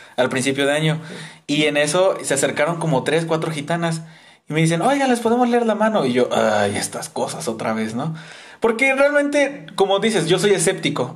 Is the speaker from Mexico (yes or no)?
yes; Veracruz, Mexico; cuando era niño, este, aquí en Veracruz, en donde vivimos en el estado